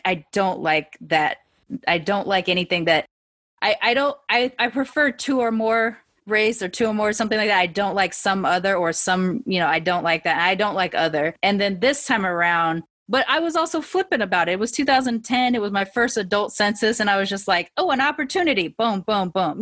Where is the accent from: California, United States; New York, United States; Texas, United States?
California, United States; also born or lived in Long Beach / Sacramento; I'm fully so Californian